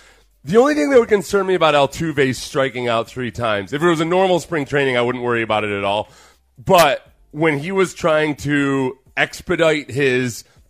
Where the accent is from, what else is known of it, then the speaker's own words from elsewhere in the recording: Houston, Texas, United States; I told you three times we're from Houston, man.